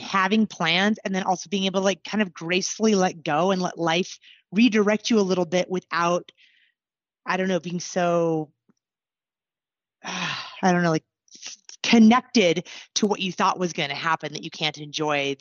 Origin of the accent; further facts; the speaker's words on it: Anchorage, Alaska, United States; moved away as an adult; now in Southern Colorado, United States; I was born and raised in Anchorage